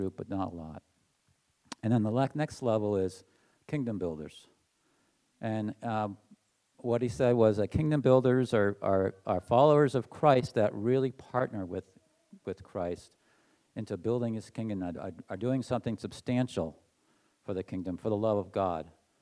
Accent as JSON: {"language": "English", "region": "New Hampshire", "country": "United States", "tie": "born or raised there", "also_born_or_lived": "Massachusetts", "said": "I moved from Massachusetts to New Hampshire when I was 8 years old"}